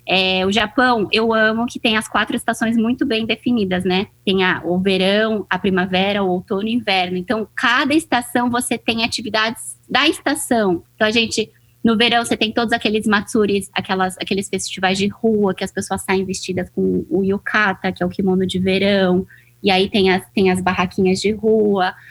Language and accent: Portuguese; São Paulo, Brazil; moved away as an adult; also born or lived in Japan / Hong Kong; now in Asia; Eu sou brasileira, sou paulista, mas moro aqui na Ásia há seis anos já